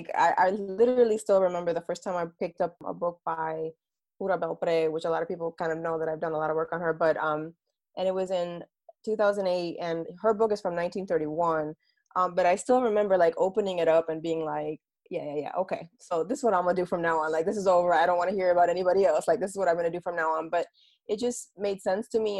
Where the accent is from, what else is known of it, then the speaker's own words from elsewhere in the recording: Bayamón, Puerto Rico; I'm also a Puerto Rican woman. So I was born in Bayamon, Puerto Rico